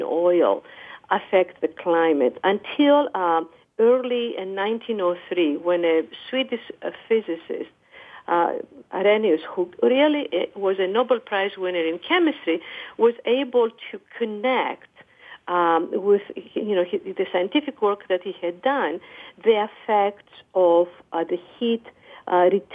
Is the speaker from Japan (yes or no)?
no; Greece; now in United States; I come from Greece